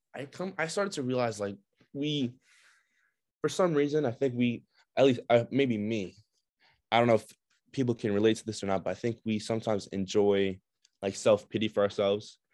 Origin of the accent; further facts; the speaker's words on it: Brooklyn, New York, United States; also born or lived in Russia; now in Binghamton, United States; I also grew up in, mostly in Brooklyn